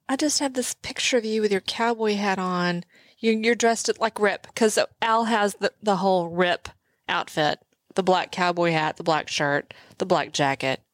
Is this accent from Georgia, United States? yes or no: no; Texas, United States; I'm from Texas